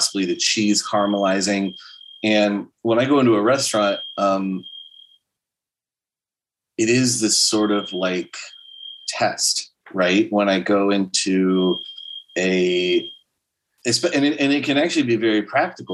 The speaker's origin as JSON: {"language": "English", "town": "San Diego", "region": "California", "country": "United States", "said": "I'm from San Diego"}